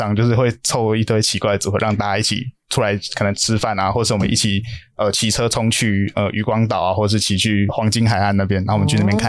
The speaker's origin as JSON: {"language": "Chinese", "region": "Tainan", "country": "Taiwan", "tie": "born or raised there", "said": "其实也因为我老家也在台南，所以算是蛮清楚说台南的生态。"}